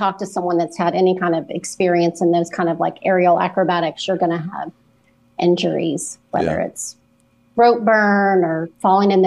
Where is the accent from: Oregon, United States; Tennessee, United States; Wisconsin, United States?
Tennessee, United States; Memphis; moved away; also born or lived in West Palm Beach, Florida / Tallahassee, Florida; I'm originally from Memphis. And so when we moved to West Palm, it was a little bit of a culture shock